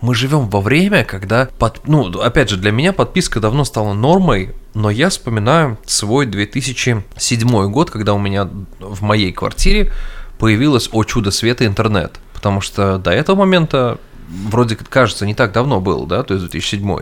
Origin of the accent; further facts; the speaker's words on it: Russia; я русский человек, ну, я имею в виду, я человек из России